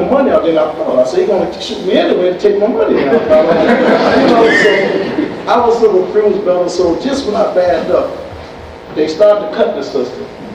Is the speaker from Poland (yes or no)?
no; Detroit, Michigan, United States; also born or lived in Chicago; I'm from Detroit, Michigan. I'm working here in Chicago